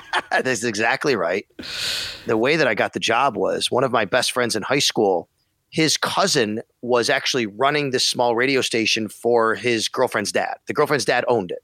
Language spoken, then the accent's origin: English; Buffalo, New York, United States; also born or lived in Syracuse; I come from Buffalo